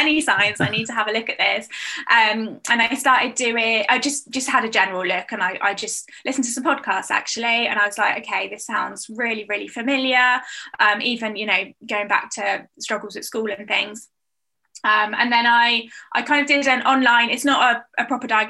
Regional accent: United Kingdom; I'm British as well

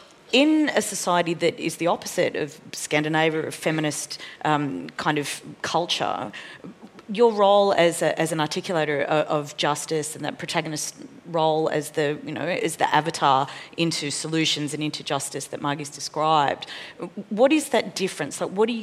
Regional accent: Australia; And certainly as an Australian audience, like our understanding of criminality in Mexico is about the drug cartels

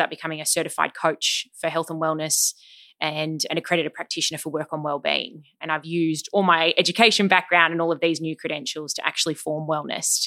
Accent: Sydney, New South Wales, Australia; also born or lived in Melbourne; I was born in Sydney, but we actually moved to Melbourne for four years for my dad's work. And we moved back to Sydney in term four of year two.

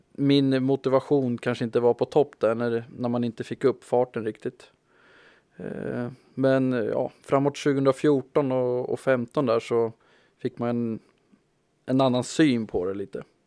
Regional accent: Malmköping, Södermanland, Sweden; moved away; also born or lived in Stockholm; jag är från Manköping ifrån början

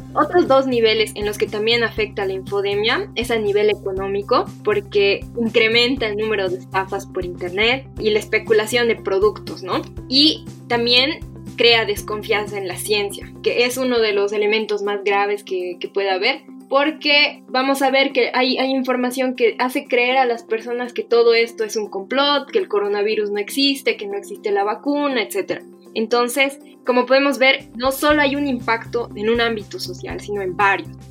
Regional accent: Bolivia; como bolivianos

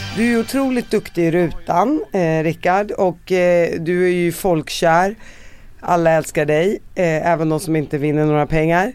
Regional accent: Sweden; jag är palestinier uppvuxen i Sverige

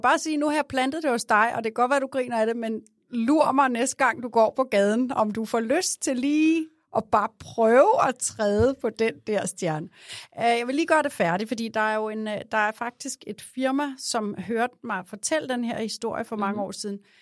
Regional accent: Glostrup, Capital Region of Denmark, Denmark; jeg er jo født i, i Glostrup

